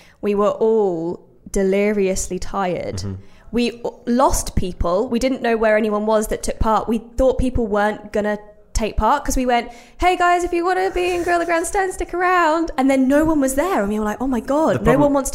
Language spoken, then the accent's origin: English; Brixworth, East Midlands, United Kingdom; born or raised there